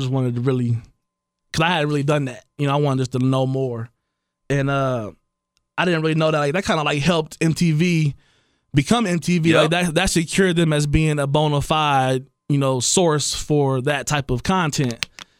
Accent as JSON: {"language": "English", "town": "Blaine", "country": "United States", "said": "Yeah, I'm from Blaine."}